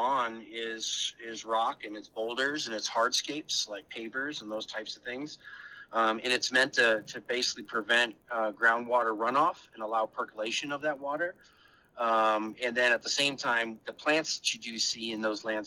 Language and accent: English; Arizona, United States; moved away; growing up in the Southwest in Arizona